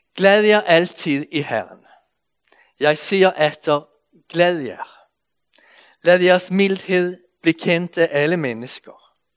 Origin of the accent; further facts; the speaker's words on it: Sweden; accent: Swedish; Danish is a second language; now in Denmark; jeg kommer fra Sverige, så I må anstrenge jer lidt for at følge med i min svenske accent